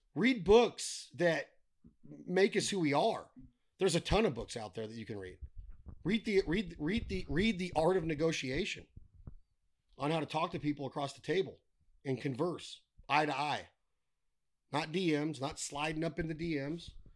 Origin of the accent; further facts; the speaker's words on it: United States; I'm American